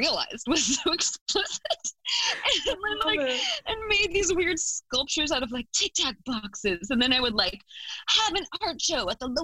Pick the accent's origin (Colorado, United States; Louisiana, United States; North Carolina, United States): Colorado, United States; Fort Collins; moved away; I grew up in Fort Collins, Colorado, which is like a medium-sized town north of Denver, Colorado